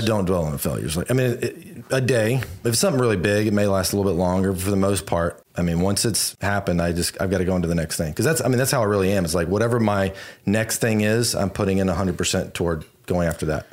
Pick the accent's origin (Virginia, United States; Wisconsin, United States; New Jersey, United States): Virginia, United States; now in Houston, United States; I grew up in Virginia and snow would come